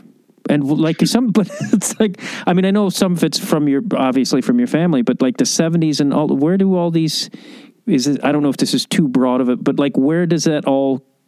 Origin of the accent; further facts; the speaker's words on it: Chicago, Illinois, United States; that disco demolition thing that happened that was in my hometown